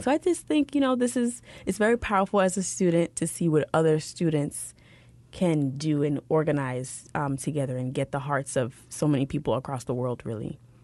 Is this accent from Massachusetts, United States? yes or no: no; New York City, New York, United States; I grew up in New York City